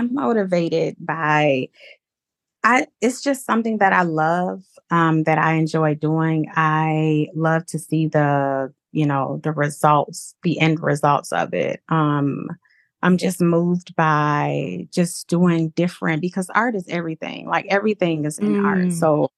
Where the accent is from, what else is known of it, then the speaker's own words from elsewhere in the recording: Zion, Illinois, United States; So I am from Zion, Illinois. I grew up in Zion. I went to Zion Benton High School, graduated there.